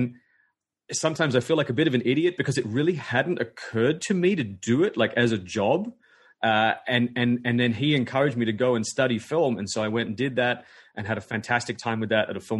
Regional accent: Sydney, New South Wales, Australia; I'm a filmmaker from Sydney, Australia

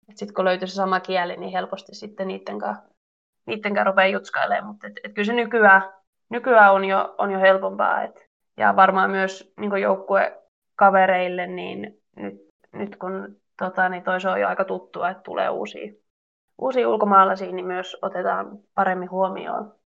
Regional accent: Mynämäki, Southwest Finland, Finland; now in Switzerland; Siellä melkein koko suku asuu tai sen lähettyvillä.

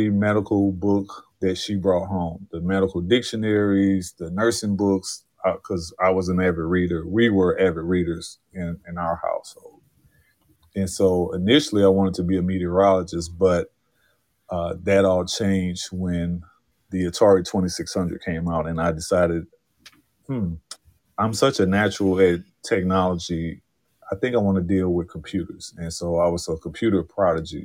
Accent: St. Louis, Missouri, United States; From the city of St. Louis, Missouri. That's my hometown.

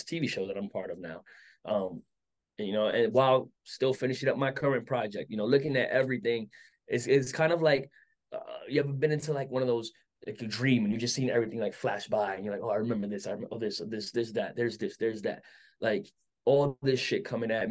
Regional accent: New York City, New York, United States; growing up in Brooklyn

